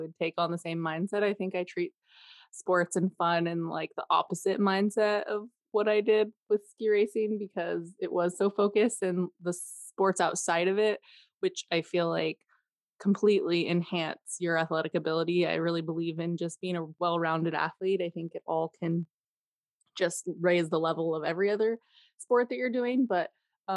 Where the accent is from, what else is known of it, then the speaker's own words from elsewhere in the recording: California, United States; I grew up in Lake Tahoe